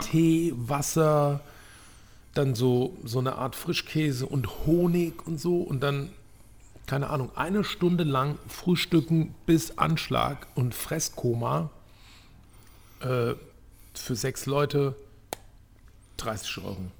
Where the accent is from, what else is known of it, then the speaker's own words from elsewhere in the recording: Turkey; Ich bin selber Türke.